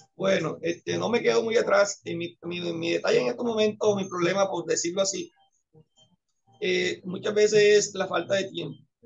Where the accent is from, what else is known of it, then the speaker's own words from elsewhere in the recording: Antioquia, Colombia; now in Caribbean Coast, Colombia; Yo soy antioqueño